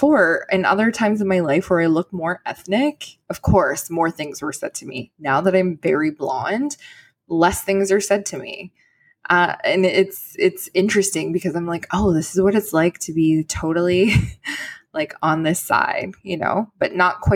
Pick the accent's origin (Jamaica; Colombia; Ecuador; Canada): Canada; as a Canadian